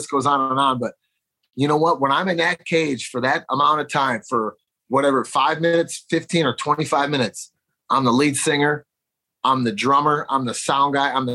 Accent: Chicago, Illinois, United States; I'm from Chicago

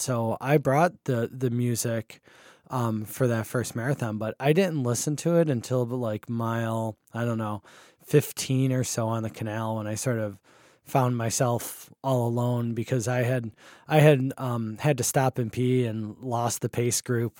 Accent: Buffalo, New York, United States; moved away as an adult; now in Rochester, United States; I grew up in Buffalo too, and then I came up here for college and never left as well

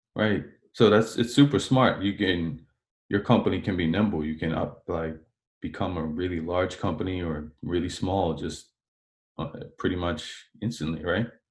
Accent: Bermuda; now in Canada; I'm from Bermuda, and in Bermuda, we pronounce it doling

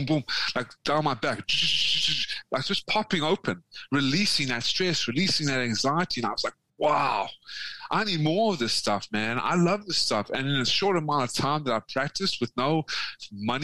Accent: South Africa; also born or lived in Atlanta, Georgia, United States; now in Vietnam; I come from South Africa.

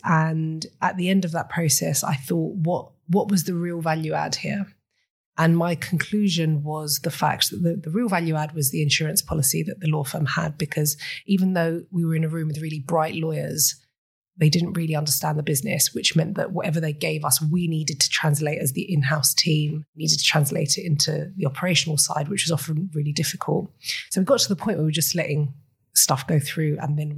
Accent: Cyprus; accent: British; moved away as an adult; also born or lived in United Kingdom; Okay, so I was born and raised in Cyprus.

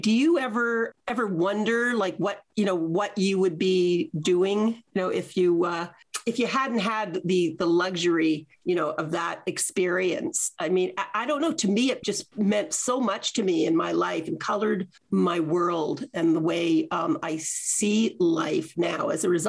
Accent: Canada; I was from Canada.

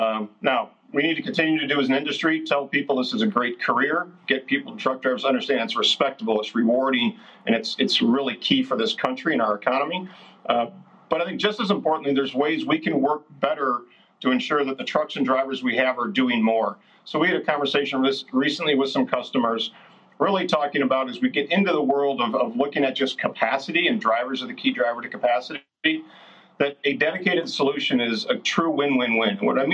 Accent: Iowa, United States; Hey, well, I'm an Iowan, but, you know, I'm over in Wisconsin today

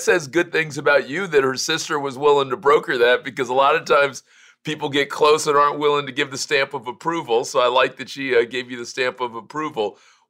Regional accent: Miami, Florida, United States; Yeah, I'm from Miami

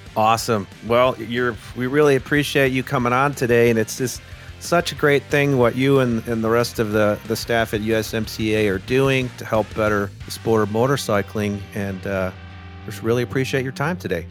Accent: Midwest, United States; I grew up in the Midwest too

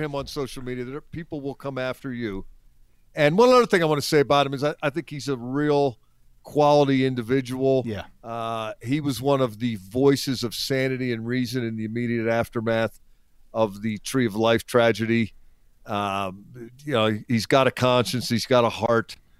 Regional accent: Philadelphia, Pennsylvania, United States; I'm from Philly

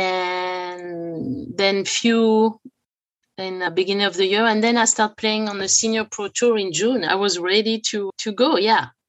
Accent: France; now in Los Angeles, United States; I grew up in France

